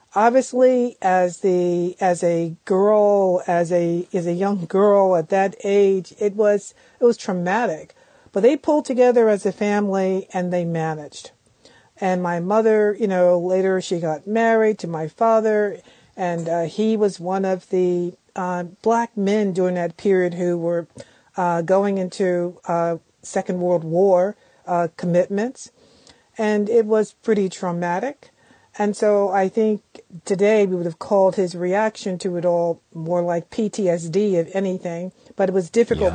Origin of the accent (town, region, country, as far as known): Philadelphia, Pennsylvania, United States; born or raised there